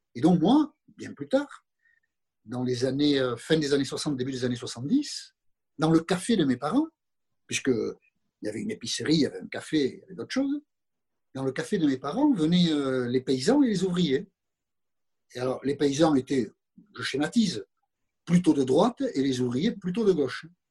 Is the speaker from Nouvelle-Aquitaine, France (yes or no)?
yes; Viodos, Nouvelle-Aquitaine, France; also born or lived in Moncayolle; je, suis né à Moncayol. mes parents, je n'avais pas un an, euh, sont partis dans un autre village qui s'appelle Viodos